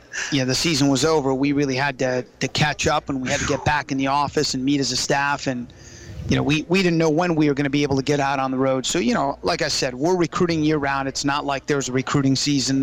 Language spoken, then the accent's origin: English; Florida, United States; now in Virginia, United States; I grew up in Florida